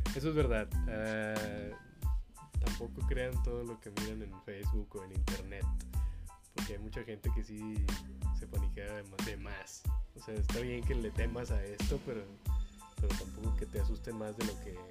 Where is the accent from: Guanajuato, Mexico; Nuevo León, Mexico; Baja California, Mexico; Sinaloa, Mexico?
Nuevo León, Mexico; la gente que somos de Nuevo León